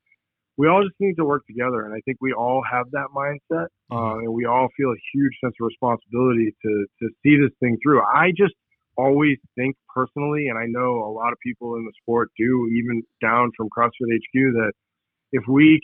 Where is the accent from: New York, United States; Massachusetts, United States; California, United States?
Massachusetts, United States; Boston; I'm an Irish kid from Boston that doesn't speak a lick of Spanish.